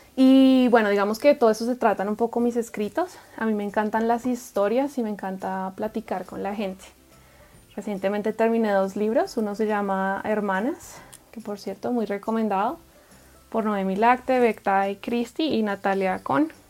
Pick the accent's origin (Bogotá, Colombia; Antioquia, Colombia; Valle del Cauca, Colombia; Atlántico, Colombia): Bogotá, Colombia; moved away as an adult; also born or lived in Guatemala / Atlanta, Georgia, United States / Guadalajara, Mexico; nací en la metrópolis de Bogotá, Colombia, y crecí en una comunidad de hermanos menonitas